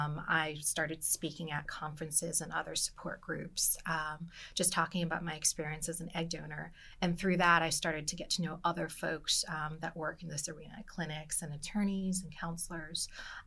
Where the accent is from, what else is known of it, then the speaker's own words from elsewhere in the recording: Hawaii, United States; now in Philadelphia, United States; So I'm actually from Hawaii.